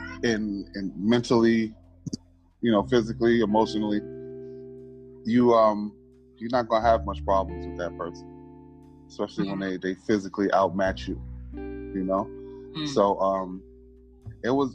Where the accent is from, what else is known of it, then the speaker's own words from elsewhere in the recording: New York City, New York, United States; I am from New York City. I am a melanated American from America, the state of New York, the city of New York, born in the borough of Brooklyn, raised in the borough of Harlem